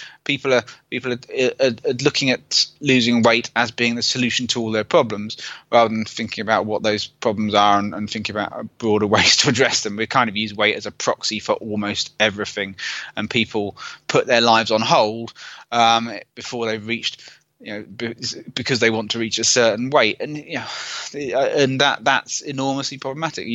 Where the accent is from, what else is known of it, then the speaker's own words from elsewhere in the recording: United Kingdom; I'm British